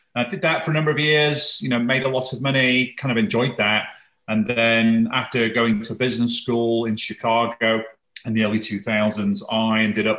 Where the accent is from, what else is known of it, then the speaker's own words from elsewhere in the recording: the north of England, United Kingdom; I was born and raised in Northern England, a very working class family.